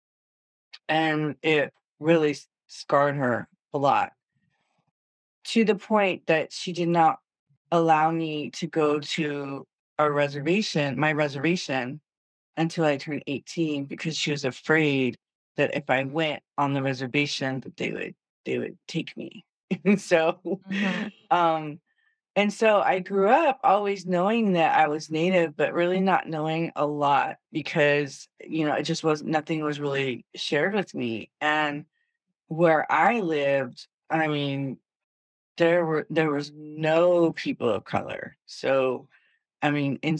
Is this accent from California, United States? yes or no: yes; Danville, California, United States; moved away as an adult; also born or lived in Los Angeles, California; I was born in LA, but I was raised in Northern California, in Danville